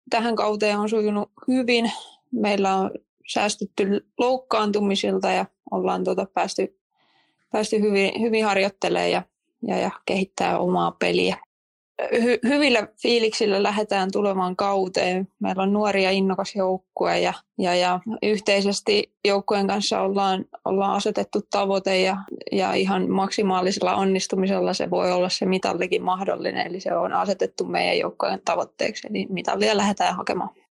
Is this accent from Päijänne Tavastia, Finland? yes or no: no; Tampere, Pirkanmaa, Finland; also born or lived in Norway; nyt palasin sitten kasvattajaseuraani